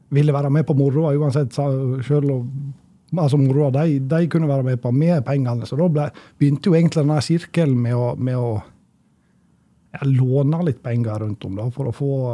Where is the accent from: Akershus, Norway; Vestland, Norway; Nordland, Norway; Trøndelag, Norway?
Vestland, Norway; Sogndal; moved away; also born or lived in Levanger; jeg vokste opp i Sogndal, og fra sjølve, bygda